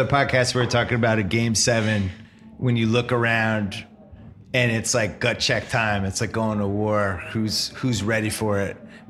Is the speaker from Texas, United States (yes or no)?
no; Chestnut Hill, Brookline, Massachusetts, United States; I grew up in Chestnut Hill, which is part of Brooklyn.